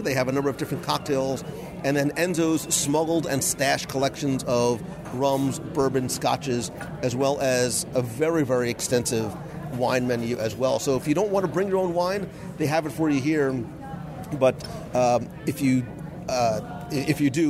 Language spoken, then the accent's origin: English; Northeast, United States; moved away as an adult; also born or lived in New Jersey / Brooklyn; we're Italian from the Northeast